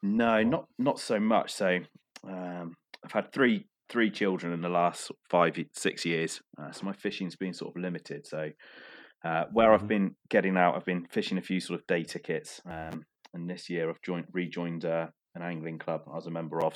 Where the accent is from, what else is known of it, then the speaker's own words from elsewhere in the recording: Cornwall, South West England, United Kingdom; my fishing background is yeah growing up in Cornwall